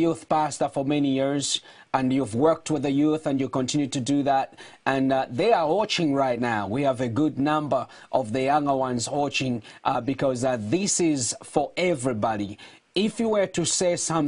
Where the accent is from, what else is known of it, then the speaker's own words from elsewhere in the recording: Zambia; moved away; I was born in Zambia